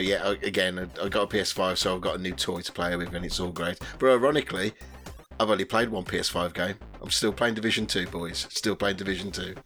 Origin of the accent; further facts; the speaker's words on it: West Midlands, United Kingdom; I come from the West Midlands and I'm 47.